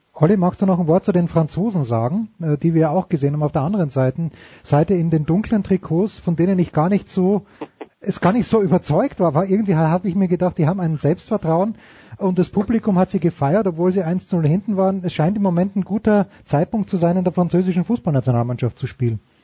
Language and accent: German; Austria; ich bin Österreicher